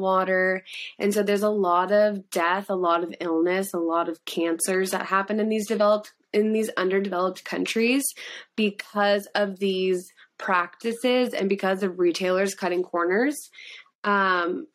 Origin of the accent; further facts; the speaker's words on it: Australia; I'm Australian